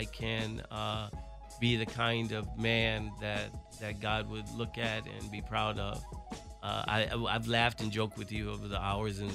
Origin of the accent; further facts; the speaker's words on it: Chicago, Illinois, United States; moved away; my roots growing up in Chicago